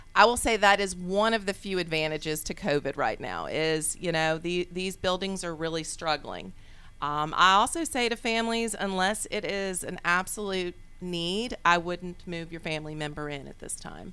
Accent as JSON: {"language": "English", "town": "Charlottesville", "region": "Virginia", "country": "United States", "tie": "born or raised there", "also_born_or_lived": "Richmond, Virginia", "moved": "as an adult", "lives_now": "Atlanta, United States", "said": "I'm originally from Virginia. And uh, Richmond, Virginia was uh, where I moved from and grew up in Charlottesville, Virginia."}